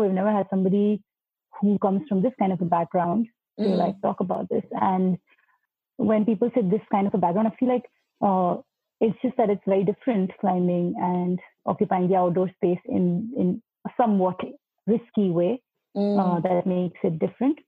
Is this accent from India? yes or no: yes; Uttarakhand, India; now in Delhi, India; I'm from Uttarakhand and I can speak the local dialect